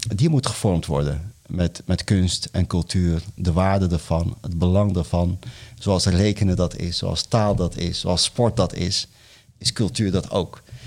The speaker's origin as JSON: {"language": "Dutch", "country": "Morocco", "moved": "yes", "lives_now": "Netherlands", "said": "in Marokko waar ik vandaan kom"}